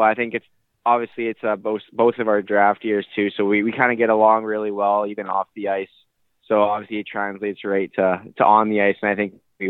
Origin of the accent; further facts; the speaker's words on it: Burnaby, British Columbia, Canada; Yeah, I grew up in Burnaby, BC.